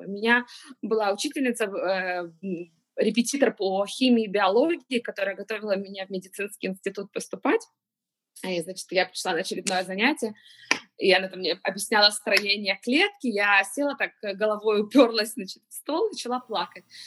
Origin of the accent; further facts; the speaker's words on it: Kyiv, Ukraine; moved away as an adult; now in Israel; я э, родилась в Киеве, Э, переехала 7 лет назад в Израиль